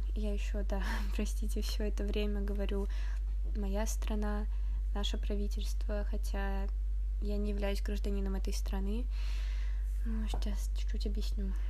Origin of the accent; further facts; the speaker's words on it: Tomsk, Tomsk Oblast, Russia; В моем родном городе